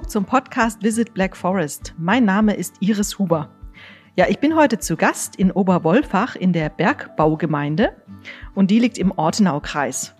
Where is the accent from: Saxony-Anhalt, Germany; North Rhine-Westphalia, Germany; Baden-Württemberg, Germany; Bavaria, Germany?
Baden-Württemberg, Germany; Offenburg; ich komme aus Offenburg